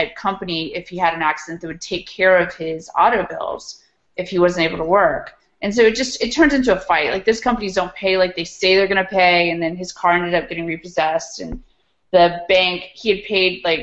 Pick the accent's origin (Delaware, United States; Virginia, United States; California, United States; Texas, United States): Virginia, United States; Charlottesville; being in my hometown